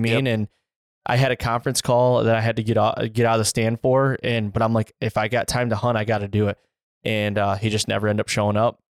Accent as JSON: {"language": "English", "region": "Michigan", "country": "United States", "tie": "born or raised there", "said": "I grew up in Michigan"}